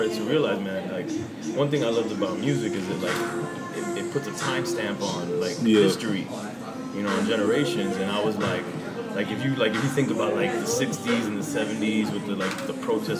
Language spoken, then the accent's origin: English; Miami, Florida, United States